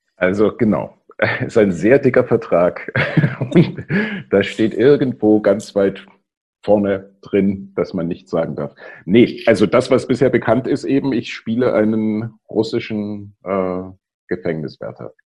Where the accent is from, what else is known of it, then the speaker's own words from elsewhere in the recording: East Germany, Germany; ich bin ja äh, in der DDR aufgewachsen